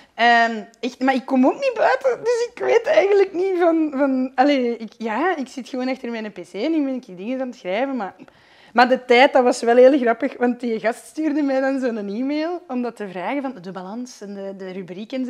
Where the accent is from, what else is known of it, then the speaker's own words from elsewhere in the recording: Flanders, Belgium; ik ben een Vlaming.